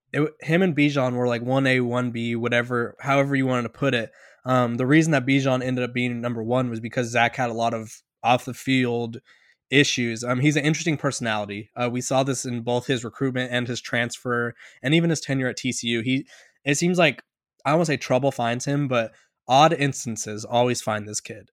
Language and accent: English; California, United States; I'm from California